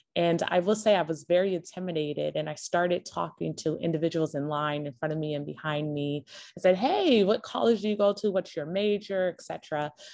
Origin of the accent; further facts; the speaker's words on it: Los Angeles, California, United States; moved away as an adult; also born or lived in New York; I was born and raised in Los Angeles, California